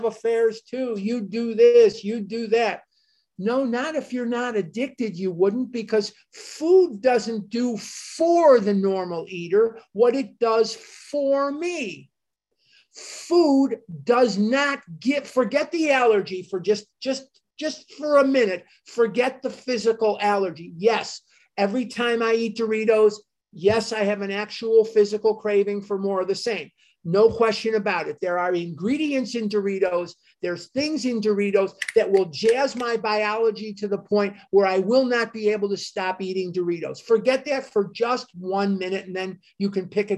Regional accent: United States; as an American

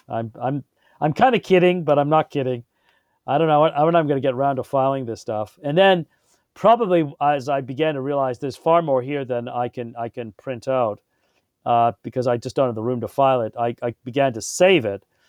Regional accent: England, United Kingdom; moved away; I grew up in England

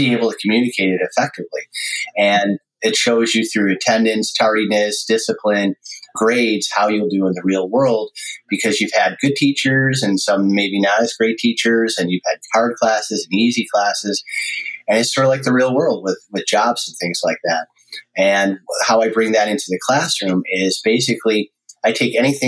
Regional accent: Amherst, New York, United States; now in California, United States; I grew up in Buffalo, New York, or Amherst.

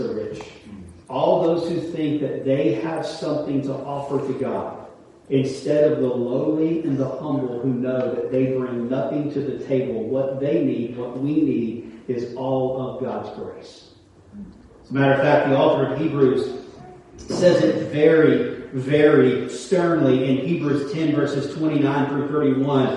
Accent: United States; as Americans

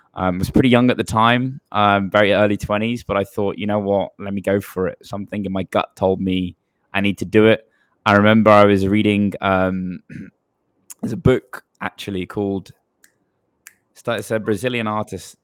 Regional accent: Bristol, South West England, United Kingdom; I'm born and raised in England, in a big city where, you know, people live, but compared to like the major cities of the world, there's a small city called Bristol on the southwest coast of England.

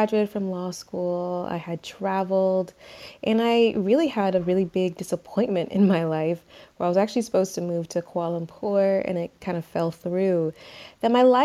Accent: Atlanta, Georgia, United States; moved away as an adult; now in Barcelona, Spain; I am currently in Barcelona, Spain, but I'm from Atlanta, Georgia

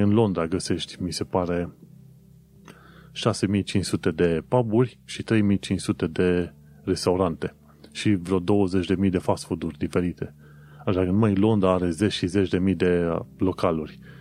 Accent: Romania; moved away as an adult; also born or lived in Brașov; now in London, United Kingdom; după ce au aflat că sunt români

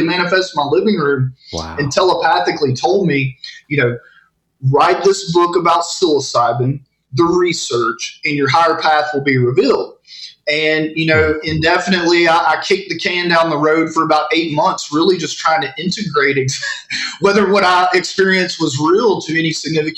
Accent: Northeast Texas, United States; I grew up in Northeast Texas.

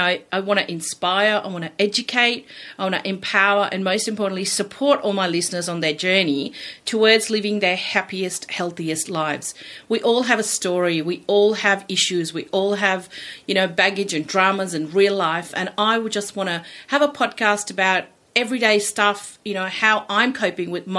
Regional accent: India; now in Australia; I am originally from India. I migrated here 30 years ago with my family

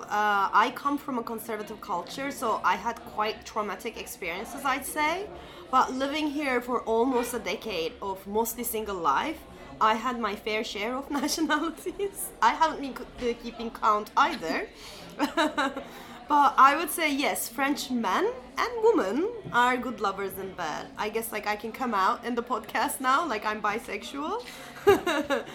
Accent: Turkey; also born or lived in United States; now in Paris, France; Growing up in Turkey, having lived a year in the US

